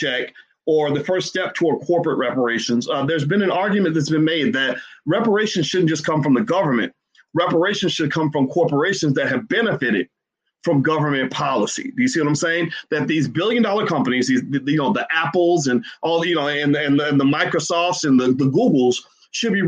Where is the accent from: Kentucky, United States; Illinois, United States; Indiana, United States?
Kentucky, United States; Louisville; my hometown, Louisville